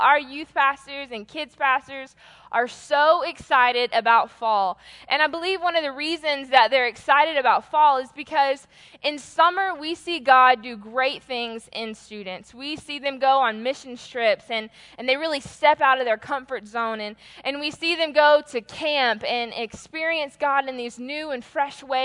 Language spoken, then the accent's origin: English; Atlanta, Georgia, United States; I am from Atlanta